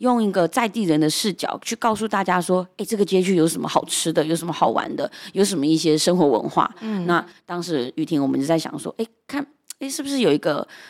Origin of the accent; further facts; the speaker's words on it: Zhonghe, New Taipei, Taiwan; 一刚开始的起心动念，大概是因为从小我在这一条所谓的缅甸街长大，就是它位于新北市的中和区华新街